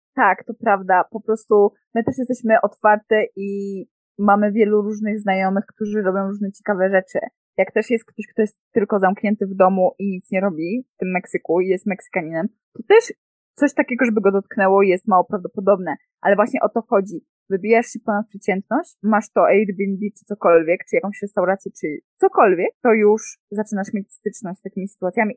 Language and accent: Polish; Poland; moved away as an adult; also born or lived in Mexico